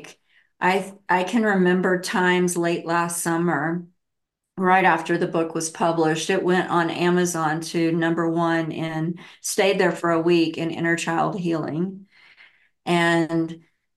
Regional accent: the Bible Belt, United States; I grew up in the Bible Belt, really heavily, you know, Christian

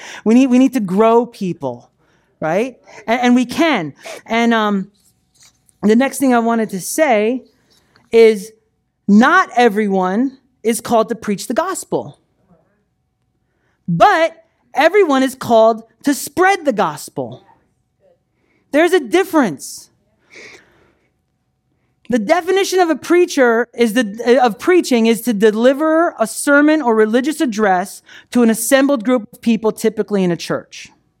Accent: New Jersey, United States; moved away as an adult; I was 18 years old. I came down to Florida from New Jersey

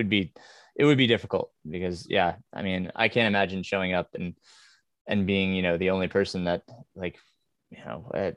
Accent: New York, United States; now in US South; I grew up in New York, where, you know, my school was as diverse as it could be, right?

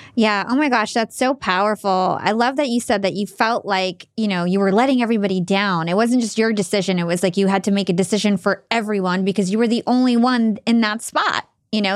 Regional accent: New Jersey, United States; to the Arab community, even in New Jersey, I felt like I was too American to fit

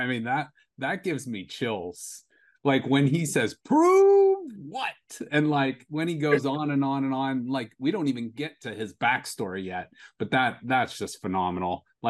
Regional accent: Youngstown, Ohio, United States; I mean, we're from Youngstown. We know about steel mills

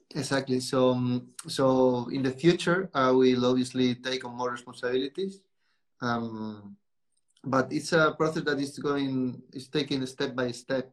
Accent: Spain; English is a second language; moved away as an adult; also born or lived in England; now in Portugal; I was born in Spain, but I, I live my life between Spain and Portugal as many people from this area do. And my early years were spent in Spain

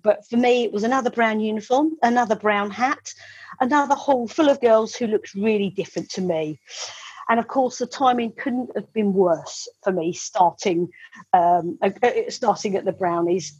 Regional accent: Medway, South East England, United Kingdom; I was born in Medway um, in the 1970s. Uh, I was born in the house that uh, my mum still lives

